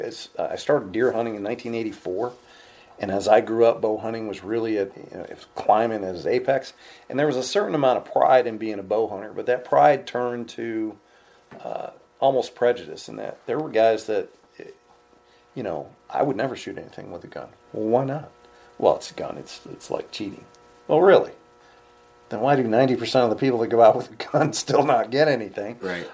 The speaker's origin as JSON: {"language": "English", "region": "New York", "country": "United States", "said": "I'm from New York"}